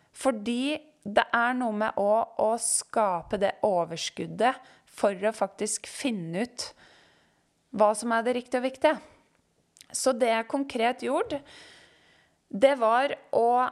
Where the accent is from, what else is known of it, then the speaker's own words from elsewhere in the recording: Øyer, Innlandet, Norway; moved away as an adult; now in Oslo, Norway; Jeg kommer fra Øyer i Gudbrandsdalen